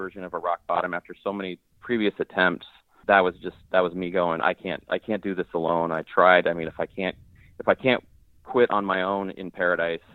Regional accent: Colorado, United States; moved away as an adult; now in Portland, United States; I live in Portland, Oregon, but I grew up in Colorado

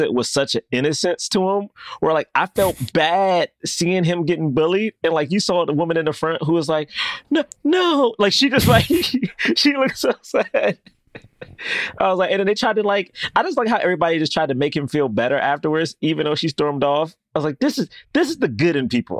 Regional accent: New York, United States; I'm from New York.

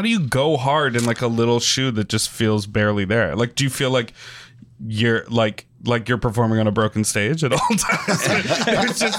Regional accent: Chicago, Illinois, United States; I'm from Chicago. I love Chicago.

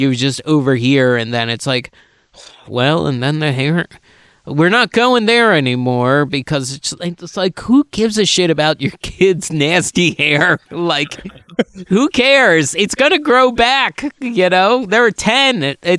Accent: Chichester, Pennsylvania, United States; also born or lived in Boothwyn, Pennsylvania / Marcus Hook, Pennsylvania / Delaware County, Pennsylvania; I'm from Chichester, Pennsylvania.

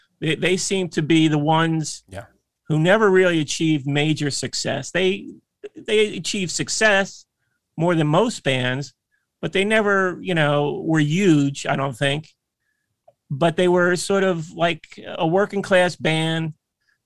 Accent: New Jersey, United States; I'm from New Jersey

